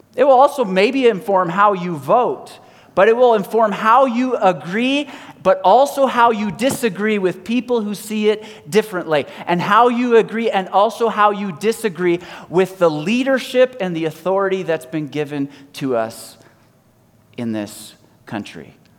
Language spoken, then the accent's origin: English; Canada; I'm either Canadian or I'm Christian